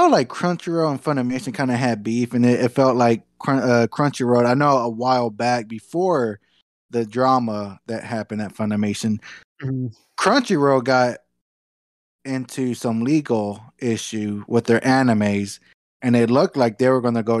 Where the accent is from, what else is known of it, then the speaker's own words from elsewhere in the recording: Dallas, Texas, United States; growing up in Dallas in the DFW